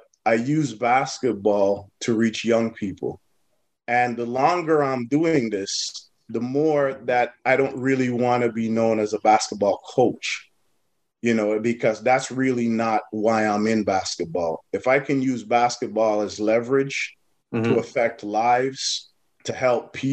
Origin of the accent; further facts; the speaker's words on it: Toronto, Ontario, Canada; growing up in Galloway